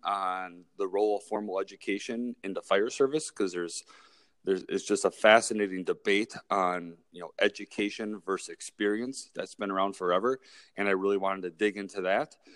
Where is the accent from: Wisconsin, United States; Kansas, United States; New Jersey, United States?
Wisconsin, United States; Milwaukee; also born or lived in Kenosha, Wisconsin / Eau Claire, Wisconsin; I was born and raised here in Milwaukee, Wisconsin